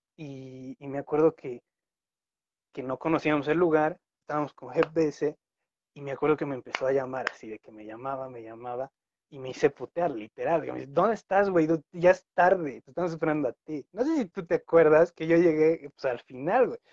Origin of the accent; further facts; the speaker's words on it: La Paz, Bolivia; soy de La Paz, La Paz, Bolivia